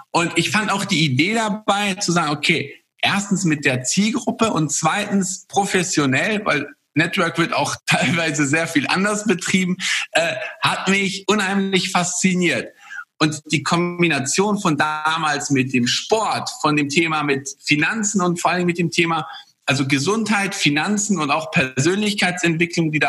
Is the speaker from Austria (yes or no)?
no; Poland; born there; ist auch in seinem Land, also ich komme gebürtig aus, aus Polen, ähm, ist mein, mein Vater damals polnischer Meister gewesen